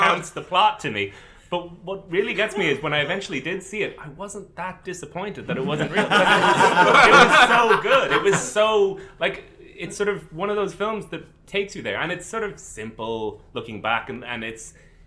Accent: Canada; I grew up in Canada.

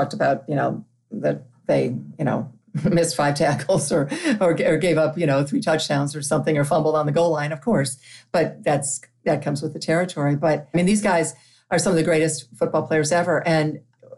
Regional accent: Toledo, Ohio, United States; moved away as an adult; a girl growing up in Toledo

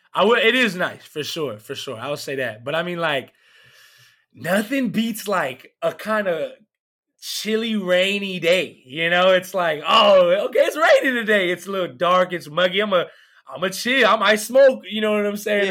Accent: Canton, Georgia, United States; now in Nashville, United States; I'm from Canton, Georgia. It's like 30 minutes away from Atlanta

